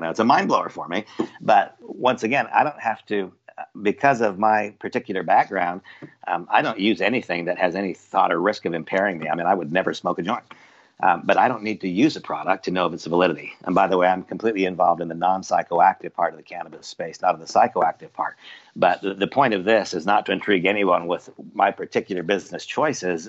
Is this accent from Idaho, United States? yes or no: yes; Idaho, United States; I was raised in Idaho.